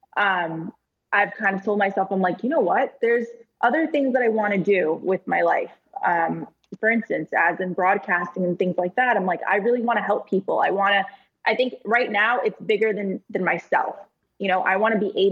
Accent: New York, United States; Being a New Yorker

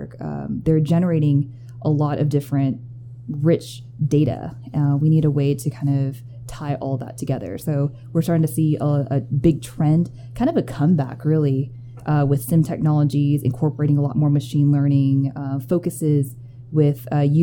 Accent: Austin, Texas, United States; moved away as an adult; now in Denver, United States; Born and raised in Austin, Texas

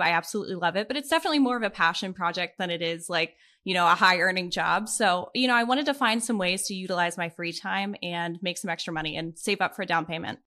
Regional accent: Pittsburgh, Pennsylvania, United States; now in Columbus, United States; I grew up in Pittsburgh with both of my parents and my younger brother

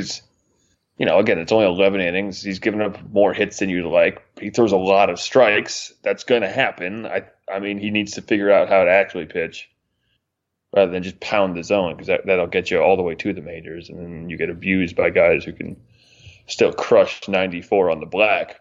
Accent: Northeast, United States; Growing up in the Northeast

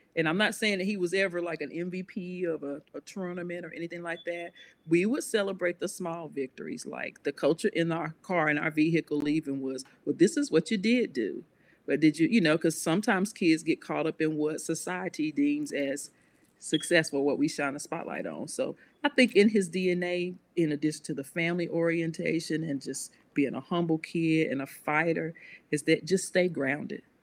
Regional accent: Concord, United States; also born or lived in Mount Pleasant; I'm from Concord, but for a little while, for about nine years, we lived in Mount Pleasant

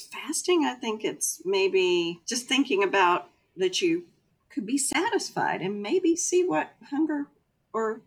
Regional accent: Texas, United States; I'm a Texan

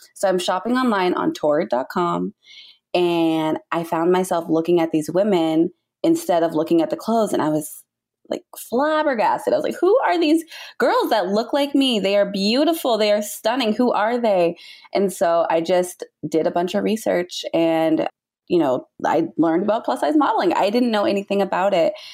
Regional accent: Southern California, United States; I am born and raised in Southern California

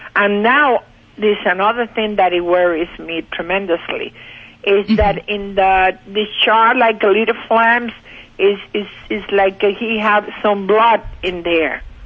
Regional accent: Cuba; now in Pennsylvania, United States; Originally from Cuba

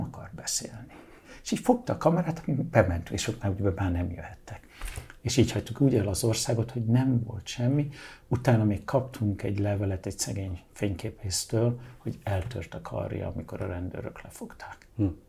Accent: Hungary; moved away as an adult; also born or lived in London, United Kingdom / Budapest / Balaton / New York, United States; én Angliában születtem, Magyarországra, mint egy kis angol migráns érkezem, annak ellenére, hogy magyar vagyok, ugye, de én Angliában születtem, úgyhogy angol is. Innen 15 év után diszidálok

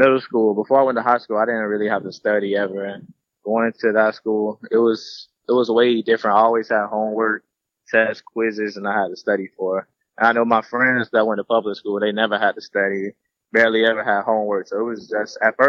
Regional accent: Tampa, Florida, United States; I grew up in Tampa, Florida.

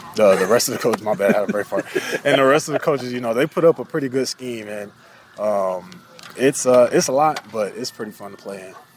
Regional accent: North Carolina, United States; I grew up in North Carolina

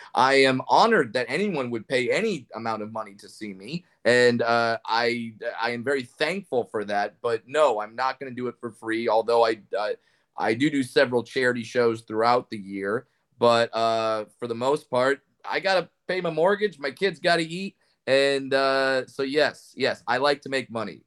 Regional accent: Orange County, California, United States; I grew up in Orange County, California

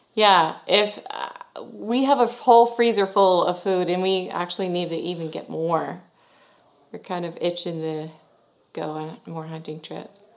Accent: Sugar Land, Texas, United States; born and raised in Sugar Land, Texas

